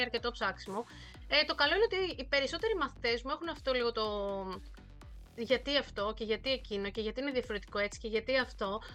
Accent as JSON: {"language": "Greek", "country": "Greece", "also_born_or_lived": "Thessaloniki, Greece", "moved": "as an adult", "lives_now": "Seoul, South Korea", "said": "του λέω από Ελλάδα"}